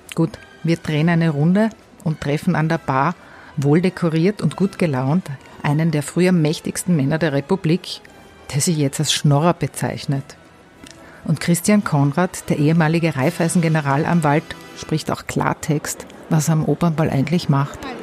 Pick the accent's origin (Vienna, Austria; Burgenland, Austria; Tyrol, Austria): Tyrol, Austria; accent: Tyrolean dialect; für mich als Tirolerin